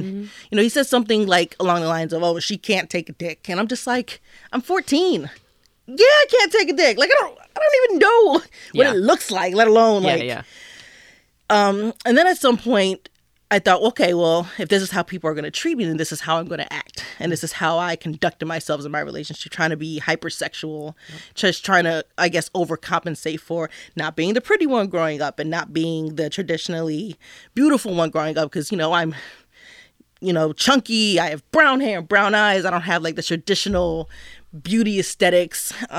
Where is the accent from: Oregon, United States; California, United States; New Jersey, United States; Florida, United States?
New Jersey, United States; I'm from New Jersey.